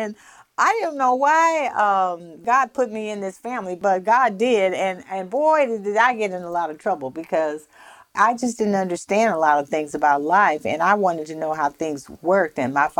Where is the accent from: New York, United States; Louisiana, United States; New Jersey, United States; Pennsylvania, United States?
Louisiana, United States; Minden; also born or lived in San Francisco; when I moved from San Francisco to the South, to northern Louisiana, I didn't know that I was a colored child.